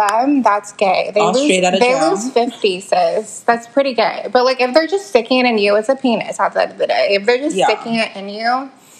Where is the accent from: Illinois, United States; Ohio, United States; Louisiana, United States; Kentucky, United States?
Kentucky, United States; We're from Kentucky.